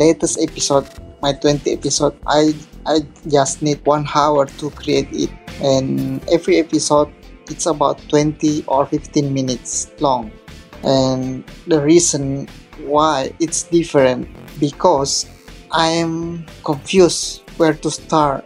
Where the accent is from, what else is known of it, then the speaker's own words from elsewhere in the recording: Indonesia; from Indonesia.